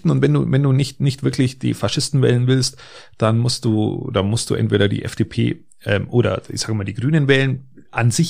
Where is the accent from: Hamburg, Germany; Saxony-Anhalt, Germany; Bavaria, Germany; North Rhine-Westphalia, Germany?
Bavaria, Germany; Ich bin, ich bin ein Bayer und ich bin, ich bin hier aus Oberbayern und hier so im Allgäu. Da fühle ich mich verwurzelt.